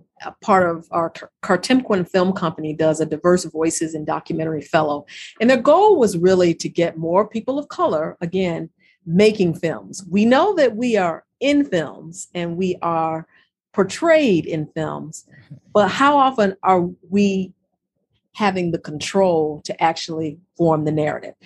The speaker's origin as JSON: {"language": "English", "town": "Chicago", "region": "Illinois", "country": "United States", "said": "as a Chicagoan"}